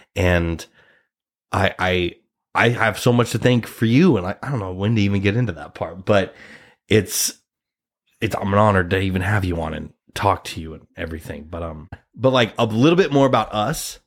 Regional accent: Nebraska, United States; now in New York City, United States; I'm a Nebraskan. I'm a Nebraska boy. I'm an, I'm from Nebraska

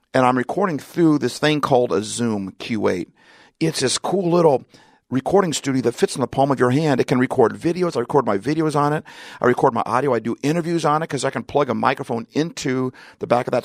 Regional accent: Seattle, Washington, United States; I'm from Seattle. I'm in Southern California

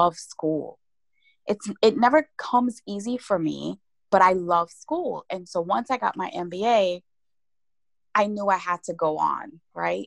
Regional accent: Guyana; moved away; as a little girl, growing up in Guyana, I grew up being the last of 10 children

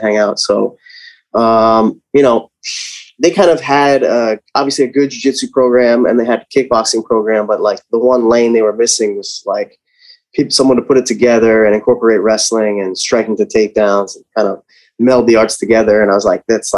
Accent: Lehigh Valley, Pennsylvania, United States; I'm from Lehigh Valley

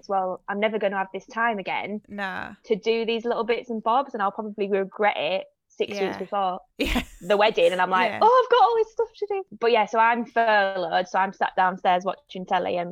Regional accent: Yorkshire and the Humber, United Kingdom; now in Manchester, United Kingdom; I'm from Yorkshire

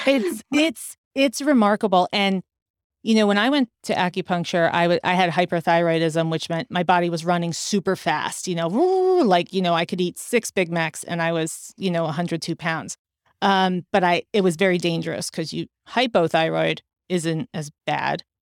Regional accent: Westfield, New Jersey, United States; moved away; also born or lived in New York City; I grew up in New Jersey.

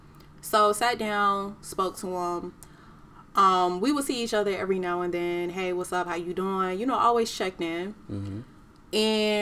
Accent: Miami, Florida, United States; now in Portland, United States; I'm originally from Miami, Florida, Dade County to be exact.

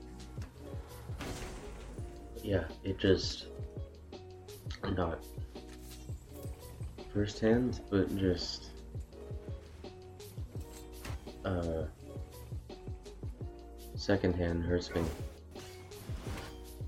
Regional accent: Canada; As a Canadian, solely Canadian

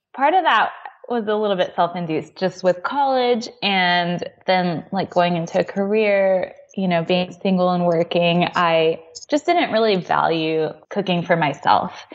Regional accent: Texas, United States; moved away as an adult; now in Oklahoma, United States; We're from Texas, but we're in Oklahoma now

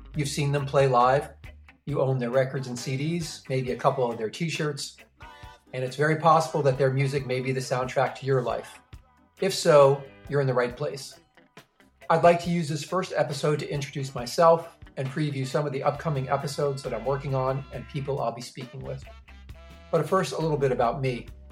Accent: New York City, New York, United States; I grew up in the New York City ska scene

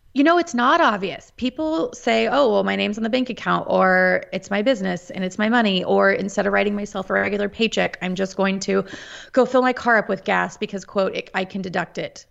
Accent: Topeka, Kansas, United States; moved away as an adult; also born or lived in Washington, D.C. area; Born and raised in Topeka, Kansas. Um, have been a lifelong Kansan

